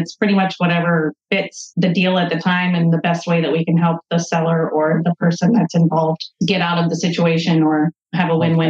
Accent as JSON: {"language": "English", "region": "Central Ohio", "country": "United States", "tie": "born or raised there", "said": "We focus mainly in Central Ohio and our hometown, or my hometown, I should say."}